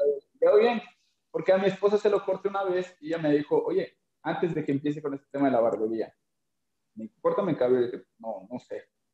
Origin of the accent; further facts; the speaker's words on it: Mérida, Yucatán, Mexico; yo soy de Mérida, Yucatán, vengo de un lugar que se llama Cancín